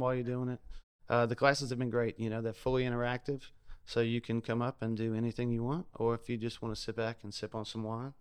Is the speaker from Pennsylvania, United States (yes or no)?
no; South Louisiana, United States; now in Ocean Springs, United States; I'm originally from South Louisiana